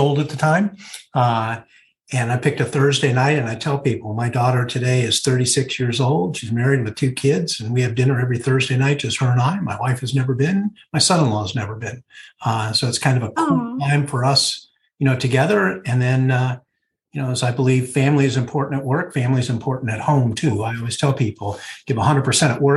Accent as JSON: {"language": "English", "town": "Oakland", "region": "California", "country": "United States", "tie": "born or raised there", "said": "I'm from the San Francisco Bay Area, born and raised here, Oakland at heart"}